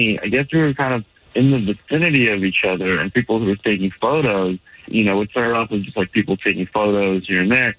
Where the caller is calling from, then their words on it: Orlando, Florida, United States; I'm calling from Orlando.